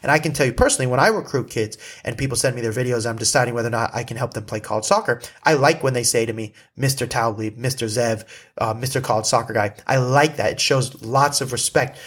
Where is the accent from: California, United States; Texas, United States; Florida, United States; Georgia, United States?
California, United States; Malibu; I grew up in Malibu